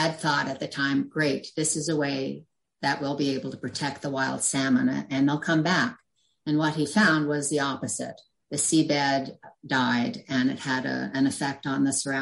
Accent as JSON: {"language": "English", "area": "Cape Breton", "region": "Nova Scotia", "country": "Canada", "tie": "born or raised there", "moved": "yes", "lives_now": "Nova Scotia, Canada", "said": "I was born in Cape Breton"}